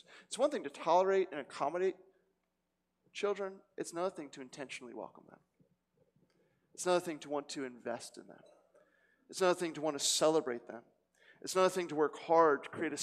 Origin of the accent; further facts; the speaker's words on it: Cherry Hill, New Jersey, United States; also born or lived in South Philadelphia; now in Philadelphia, United States; I come from Cherry Hill, New Jersey